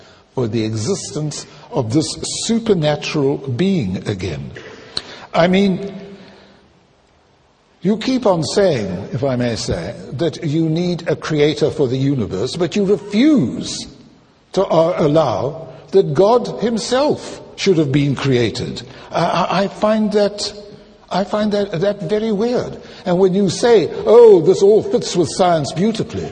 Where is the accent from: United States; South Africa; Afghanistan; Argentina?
South Africa; I'm South African